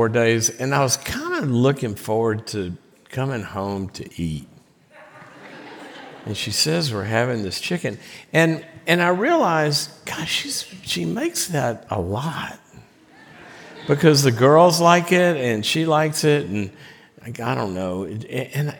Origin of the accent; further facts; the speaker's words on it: the South, United States; moved away; I'm from the South